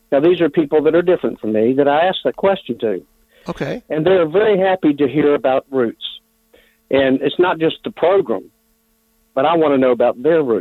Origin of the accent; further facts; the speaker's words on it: Richmond, Virginia, United States; now in North Carolina, United States; I grew up in Richmond, too, uh, for about 10 years. Um, my dad was a pastor there.